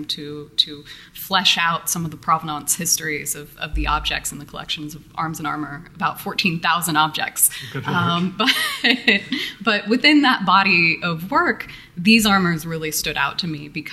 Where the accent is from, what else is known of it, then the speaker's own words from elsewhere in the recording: Missouri Ozarks, United States; now in Detroit, United States; I was born in the Missouri Ozarks, which is not a place that most people associate with high culture